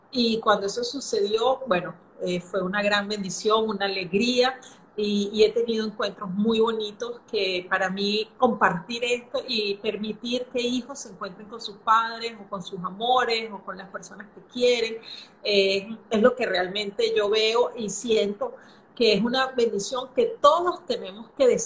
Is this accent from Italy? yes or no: no; Venezuela; also born or lived in Brazil / Singapore; now in Panama; soy venezolana, ahorita vivo ah, en Panamá, pero He, vivido, en Brasil, en Singapur